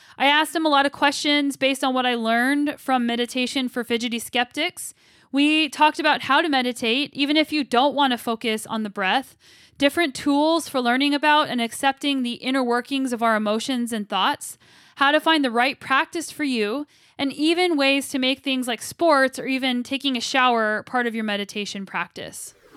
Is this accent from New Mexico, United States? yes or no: yes; Albuquerque, New Mexico, United States; now in Kelowna, Canada; I'm from Albuquerque, New Mexico, and my parents and grandma still live there